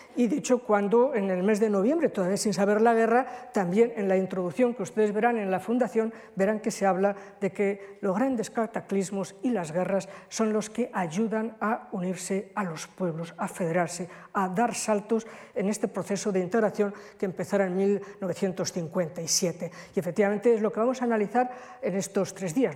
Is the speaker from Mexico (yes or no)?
no; Spain; nosotros los españoles